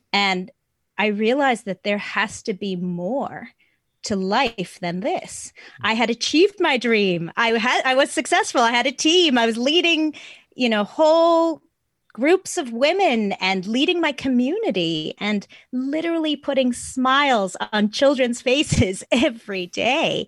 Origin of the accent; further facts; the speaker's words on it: South Africa; moved away; I'm from South Africa originally